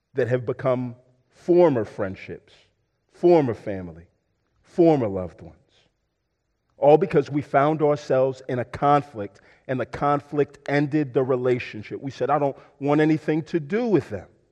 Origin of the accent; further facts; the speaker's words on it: Houston, Texas, United States; I'm from Houston, uh, but I'm also a Houston Texans fan because I'm from Houston.